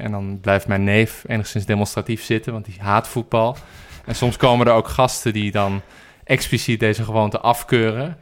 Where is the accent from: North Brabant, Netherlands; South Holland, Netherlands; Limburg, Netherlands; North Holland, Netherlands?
North Holland, Netherlands; Amsterdam; ik ben geboren en getogen in Amsterdam